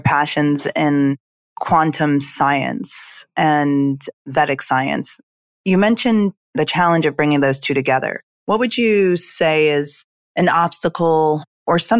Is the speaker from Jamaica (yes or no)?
yes; Jamaica; moved away; I'm originally from Jamaica